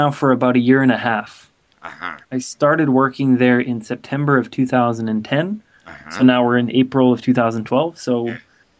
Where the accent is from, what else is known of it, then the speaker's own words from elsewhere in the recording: California, United States; moved away as an adult; now in Vancouver, Canada; was born in Vancouver, and I live now in Vancouver. I'm 22 years old, almost 23, so I'm quite young. Yeah. I went to middle school and high school in California, and after I graduated high school, I came back to Vancouver